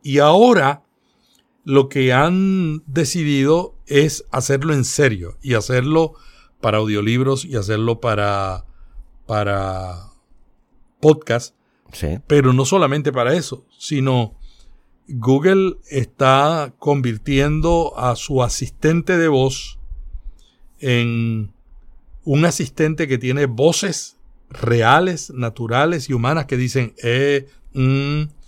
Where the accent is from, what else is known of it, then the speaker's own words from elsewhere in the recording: Puerto Rico; los puertorriqueños, eh, tenemos mucho de los andaluces